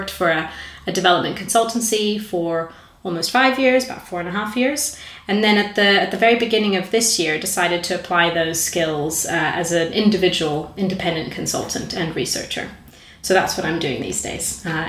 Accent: South Africa; also born or lived in Brazil; So I grew up in South Africa and Brazil. So I'm kind of southern in that sort of general sense.

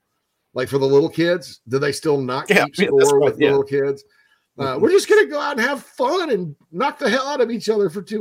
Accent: Spartanburg, South Carolina, United States; my hometown of Spartanburg, Daniel Morgan Avenue

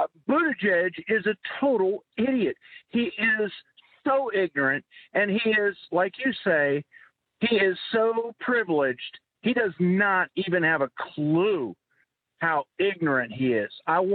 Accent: Fort Lauderdale, Florida, United States; now in Georgia, United States; I'm a second-generation Florida native, born and raised in Fort Lauderdale.

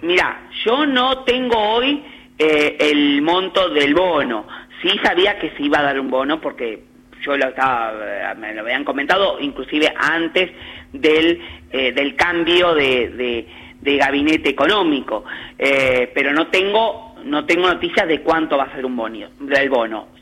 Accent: Argentina; a mí como argentino

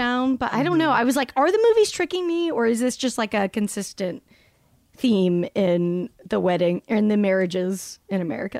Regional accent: Salt Lake City, Utah, United States; I grew up in Salt Lake.

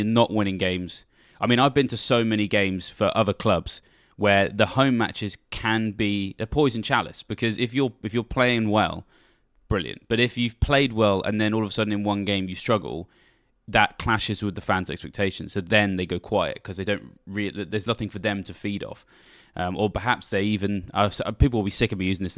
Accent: England, United Kingdom; I'm a Southerner

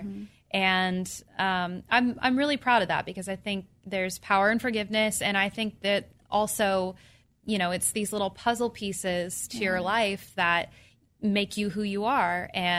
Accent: Orange County, California, United States; moved away as an adult; now in Nashville, United States; I grew up in Orange County.

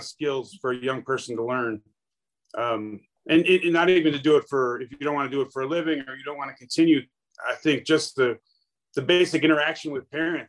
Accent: Buffalo, New York, United States; moved away; also born or lived in California; I grew up in Buffalo, New York. And when I moved to California

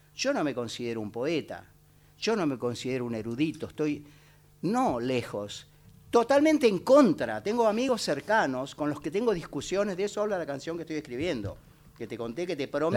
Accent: Buenos Aires, Argentina; Mi lugar es Buenos Aires, yo soy un ratón porteño, vivo en el Bajo Flores

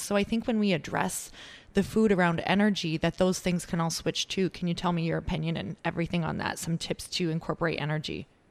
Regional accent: Midwest, United States; moved away; I'm originally from the Midwest

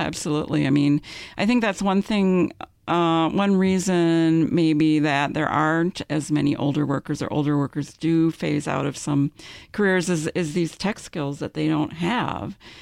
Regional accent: Minnesota, United States; we're both from Minnesota

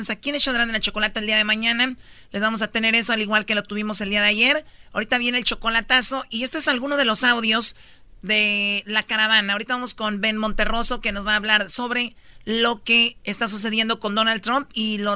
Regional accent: Mexico; tengamos la necesidad como mexicanos de huir a otro país

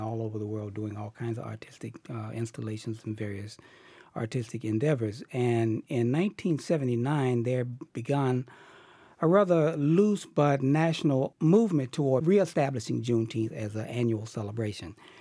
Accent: Chicago, Illinois, United States; moved away as an adult; now in Boston, United States; I grew up in Chicago

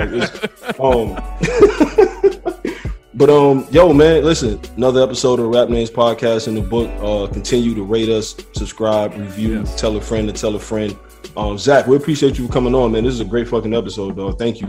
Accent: Detroit, Michigan, United States; moved away; I'm from Detroit

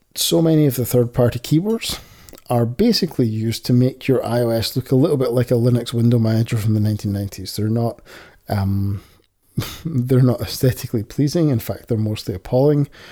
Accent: Scotland, United Kingdom; accent: Scottish

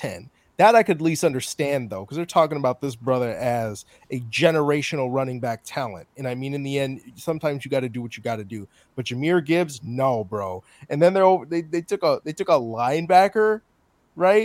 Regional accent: Chicago, Illinois, United States; I'm from Chicagoland.

